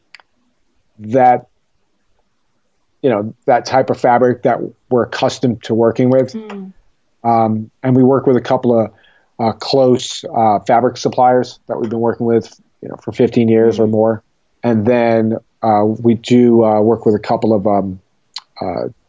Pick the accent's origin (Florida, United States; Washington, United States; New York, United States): New York, United States; moved away; I'm from New York